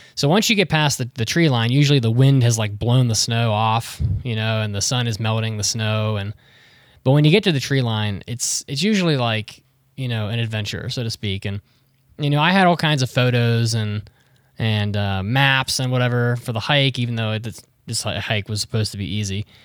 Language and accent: English; West Virginia, United States; moved away; I grew up in West Virginia